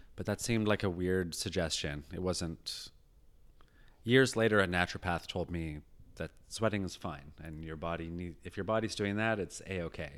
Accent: rural British Columbia, Canada; also born or lived in England; I moved here when I was eight to rural British Columbia

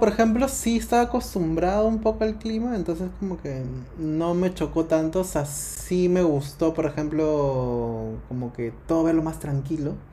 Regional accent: Lima, Peru; moved away as an adult; now in Uruguay

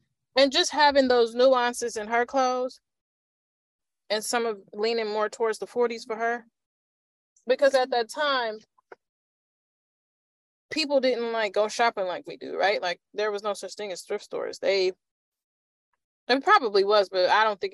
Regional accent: Chicago, Illinois, United States; I grew up in Chicago when Marshall Fields was actually a thing

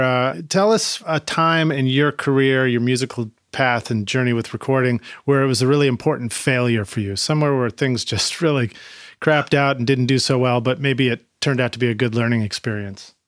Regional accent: Boston, Massachusetts, United States; I'm from Boston

